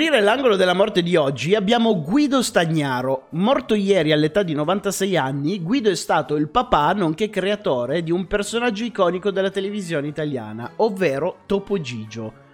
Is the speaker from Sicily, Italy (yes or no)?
no; Casale Monferrato, Piedmont, Italy; Io sono nato a Casale Monferrato